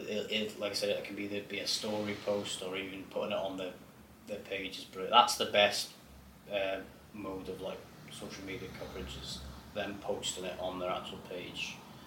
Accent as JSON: {"language": "English", "town": "Glasgow", "region": "Scotland", "country": "United Kingdom", "tie": "born there", "said": "I'm actually a Rangers fan. I was born in Glasgow"}